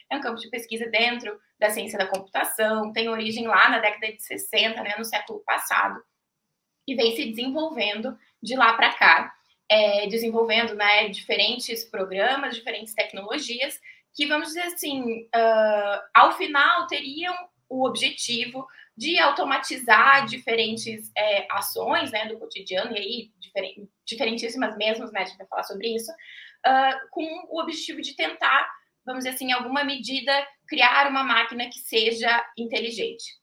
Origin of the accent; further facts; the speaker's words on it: Passo Fundo, Rio Grande do Sul, Brazil; now in Curitiba, Brazil; Estou falando de Curitiba, mas sou gaúcha, é, da cidade de Passo Fundo.